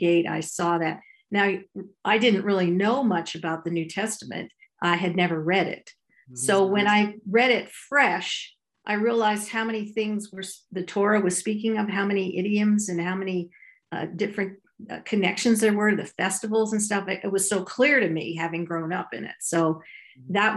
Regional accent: Ottawa, Ontario, Canada; I grew up in Ottawa, Canada, a conservative Jewish home.

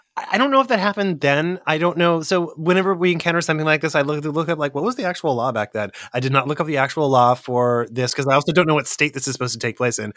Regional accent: Central California, United States; I grew up in Central California, and there was a gang presence in my hometown

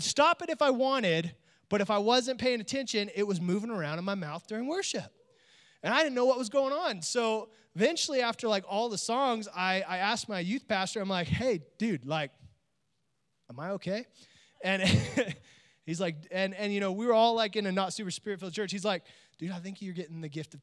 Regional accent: Oakdale, California, United States; born or raised there; also born or lived in Bay Area, California

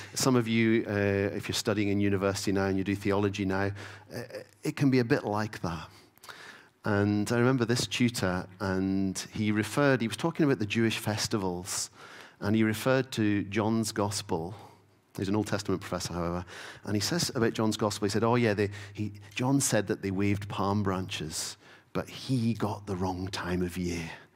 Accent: Stornoway, Scotland, United Kingdom; I grew up in the Isle of Lewis. Uh, so growing up in Stoneway

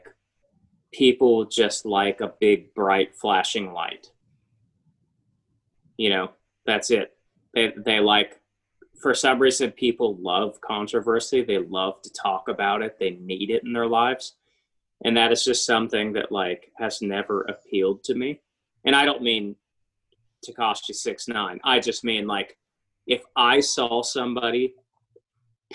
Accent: Troy, Ohio, United States; my hometown of Troy

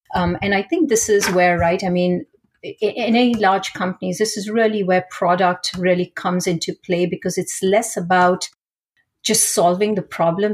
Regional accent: India; moved away; I grew up in India

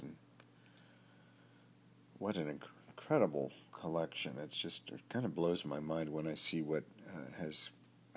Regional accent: Berkeley, California, United States; also born or lived in Los Trancos Woods, California / Palo Alto, California; I grew up in Berkeley. I was born in Berkeley. Lived here for my first 2 years of life

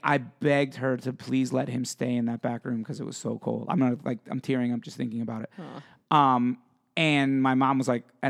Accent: Pennsylvania, United States; I grew up in Pennsylvania where it's cold and it snows and it's not cold all the time, but it gets cold.

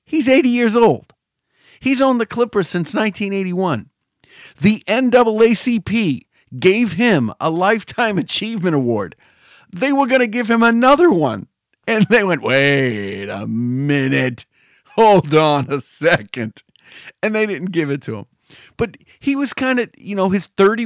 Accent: United States; I'm American. I'm of Italian descent. But I'm third generation

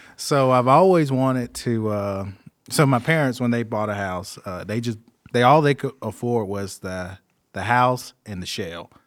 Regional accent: Greer, South Carolina, United States; I'm from Greer, born and raised, been there all my life.

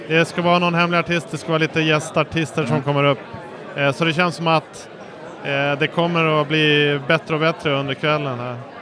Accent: Umeå, Västerbotten County, Sweden; vi kommer ju från Umeå också

